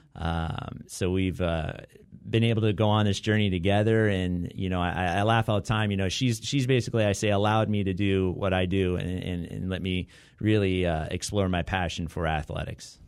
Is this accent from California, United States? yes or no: yes; Southern Orange County, California, United States; also born or lived in Santa Barbara; now in Long Beach, United States; growing up in Southern Orange County